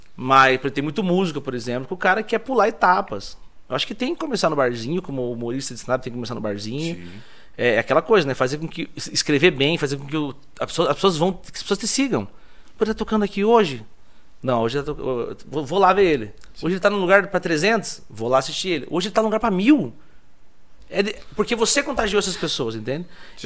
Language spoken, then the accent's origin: Portuguese; Tibagi, Paraná, Brazil; moved away; also born or lived in Ponta Grossa; Eu sou nascido e criado em Tibagi mesmo